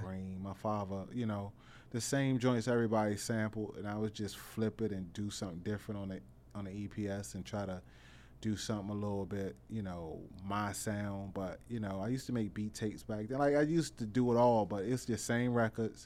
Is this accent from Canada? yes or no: no; Washington, District of Columbia, United States; also born or lived in Capitol Heights, Maryland / Suitland, Maryland; I'm from Northeast, uh, Bend and Road, Clay Street er, area